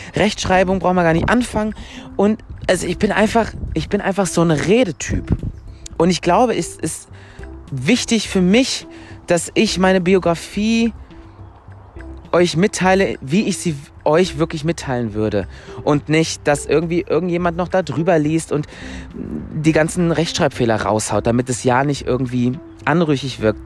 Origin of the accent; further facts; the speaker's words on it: Mülheim an der Ruhr, North Rhine-Westphalia, Germany; now in Stuttgart, Germany; bin geboren in Mülheim an der Ruhr, falls das irgendjemand kennt. Das ist eine Stadt in Nordrhein-Westfalen